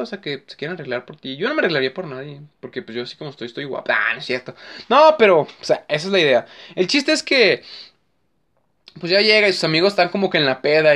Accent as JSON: {"language": "Spanish", "country": "Mexico", "said": "soy mexicano"}